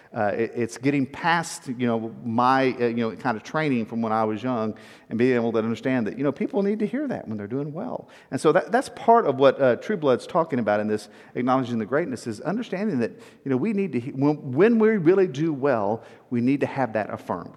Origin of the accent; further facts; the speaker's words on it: South Texas, United States; moved away; also born or lived in Atlanta; I grew up in South Texas